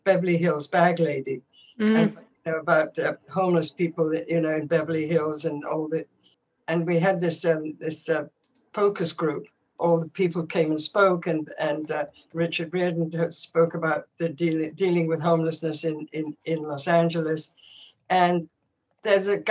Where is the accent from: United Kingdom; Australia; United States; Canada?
United Kingdom; England; I grew up in England, and Wycombe Abbey